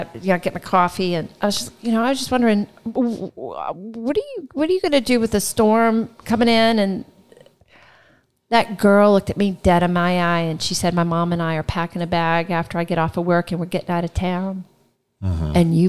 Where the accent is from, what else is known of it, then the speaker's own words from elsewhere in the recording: New Orleans, Louisiana, United States; I said, I'm from New Orleans. I've just lost everything.